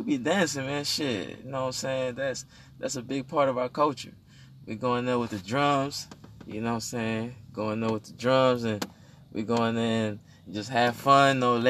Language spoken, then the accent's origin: English; Houston, Texas, United States; I come from Honduran origin, you know what I'm saying? I was raised in Fifth Ward.